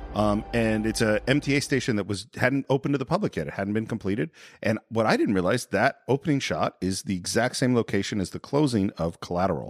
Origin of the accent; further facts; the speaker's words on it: San Francisco, California, United States; growing up in San Francisco